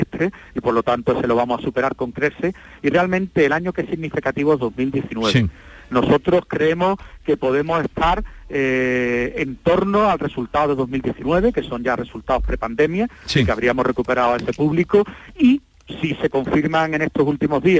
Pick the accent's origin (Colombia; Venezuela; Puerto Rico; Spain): Spain; Andalusia; que eso siempre lo tengo porque es mi tierra y siempre, siempre me acuerdo, ¿no? Muchos años en Sevilla